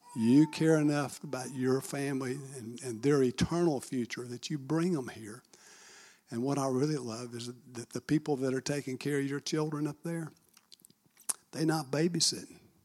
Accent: Marietta, Georgia, United States; I'm born and raised in Marietta, Georgia

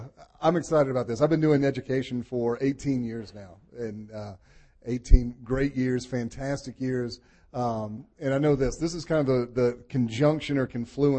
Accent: Chamblee, Georgia, United States; moved away as an adult; now in Marietta, United States; So I'm from the Chamblee-Dunwoody area

